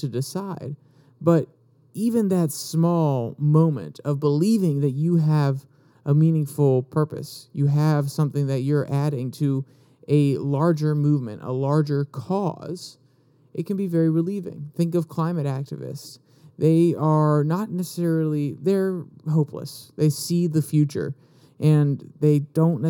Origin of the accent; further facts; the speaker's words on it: United States; we are all American